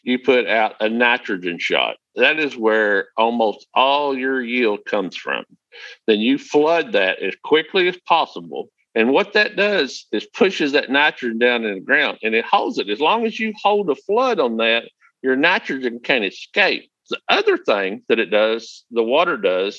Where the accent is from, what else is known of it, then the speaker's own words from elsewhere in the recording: the Delta, northeast Arkansas, United States; I am from northeast Arkansas, and I'm from the Delta, where it's very flat